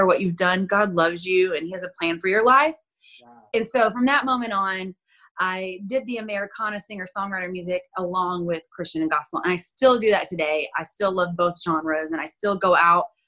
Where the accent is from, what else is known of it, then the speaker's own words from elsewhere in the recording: Florida Panhandle, United States; I'm originally from the Panhandle of Florida. So that's like deep South